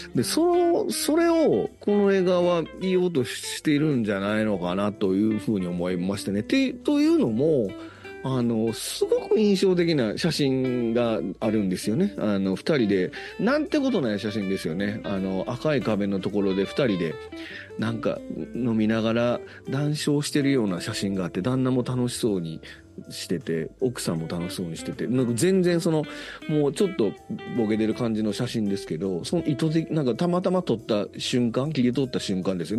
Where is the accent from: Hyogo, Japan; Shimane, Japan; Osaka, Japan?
Osaka, Japan; accent: Osaka dialect; 僕は大阪弁を喋ってるんですけど